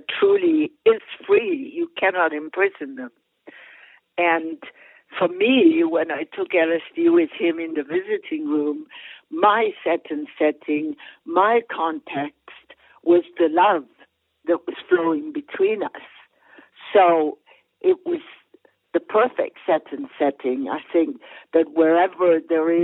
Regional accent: Paris, Île-de-France, France; moved away; I grew up in Europe. I grew up in Paris. I'm fundamentally European

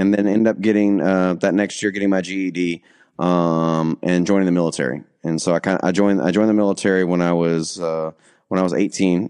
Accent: the South, United States; also born or lived in Alabama / Florida; now in Kentucky, United States; I'm from the South

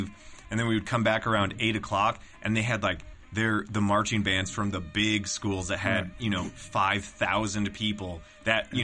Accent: Durango, Colorado, United States; moved away; also born or lived in San Diego, California; I was born in San Diego, but I was raised in Colorado

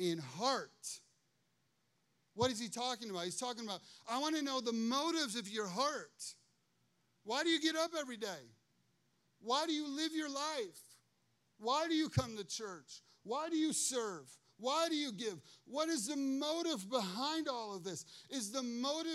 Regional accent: Chicago, Illinois, United States; now in Morrow, Ohio, United States; I grew up in Chicago

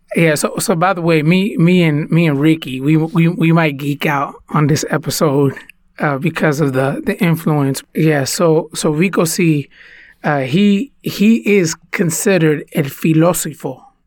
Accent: United States; first language Spanish; English is a second language; Spanish was actually my first language, although I was born in the United States.

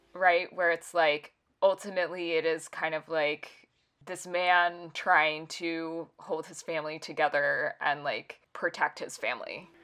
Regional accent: United States; as an American

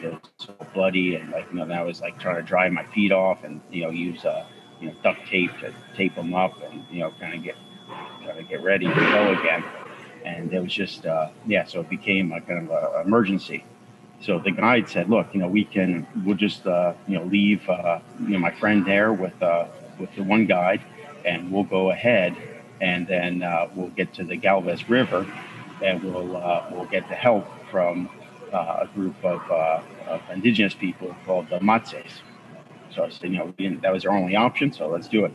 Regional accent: Bronxville, New York, United States; Bronxville, where I'm from, my hometown

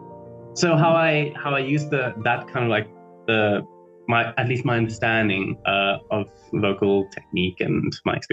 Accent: Free State, South Africa; moved away as an adult; also born or lived in Mossel Bay, Western Cape / Bloemfontein / Wepener / Zastron; now in Cape Town, South Africa; I was actually born in Mossel Bay. But for the most part, I grew up in the Free State

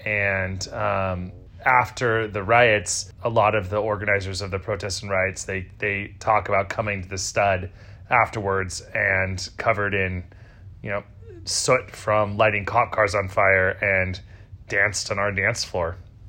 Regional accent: Reno, Nevada, United States; moved away as an adult; now in San Francisco, United States; I have been living in San Francisco for about 13 years now, originally from Reno, Nevada.

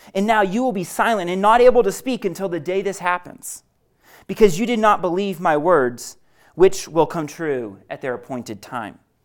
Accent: Maine, United States; moved away as an adult; now in Denver, United States; I'm originally from Maine

